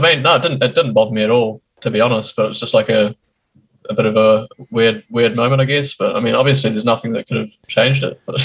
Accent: New Zealand; also born or lived in Christchurch; I'm from New Zealand, born and bred

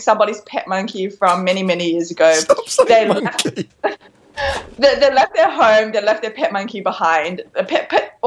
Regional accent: Melbourne, Victoria, Australia; I actually studied in Melbourne, Australia for about 20 odd years.

